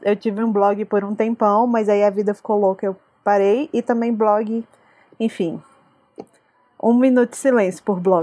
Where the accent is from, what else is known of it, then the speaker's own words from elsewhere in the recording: Brasília, Federal District, Brazil; eu também sou de Brasília